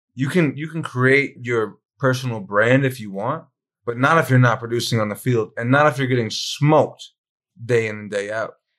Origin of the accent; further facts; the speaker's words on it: Maine, United States; I'm from Maine